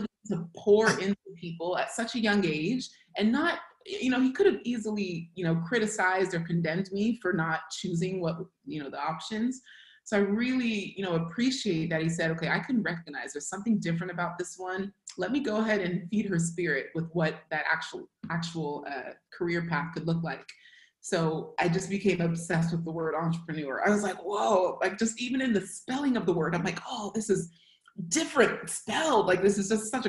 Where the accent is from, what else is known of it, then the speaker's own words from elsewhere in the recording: Hayward, California, United States; accent: American; born and raised in the Bay Area. It's just outside of San Francisco. It's called Hayward